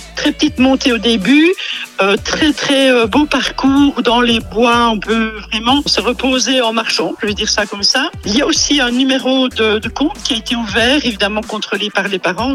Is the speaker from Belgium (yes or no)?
yes; Vielsalm, Wallonia, Belgium; je suis native de Bèche